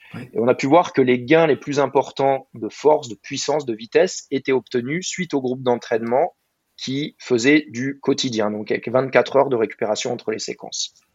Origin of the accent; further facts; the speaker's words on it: Burgundy, Bourgogne-Franche-Comté, France; moved away as an adult; also born or lived in Dijon; now in Marcoussis, France; Je suis né en Bourgogne, j'ai grandi en Bourgogne, en pleine campagne